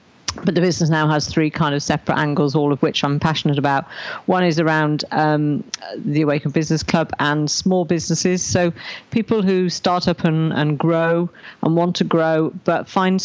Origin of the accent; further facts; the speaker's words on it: Raglan, Wales, United Kingdom; I was born in Raglan, which is a little village here in South Wales.